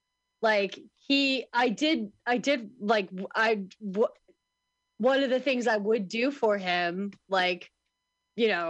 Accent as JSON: {"language": "English", "region": "Midwest", "country": "United States", "said": "I'm from the Midwest"}